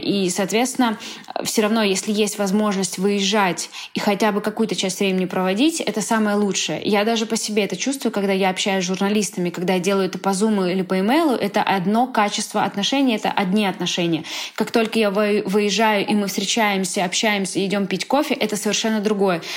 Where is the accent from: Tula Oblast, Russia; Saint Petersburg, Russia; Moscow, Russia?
Moscow, Russia; moved away as an adult; now in Barcelona, Spain; мы вообще из Москвы